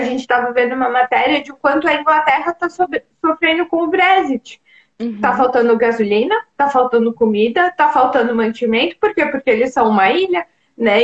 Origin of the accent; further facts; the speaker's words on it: Brazil; now in Europe; enquanto brasileiro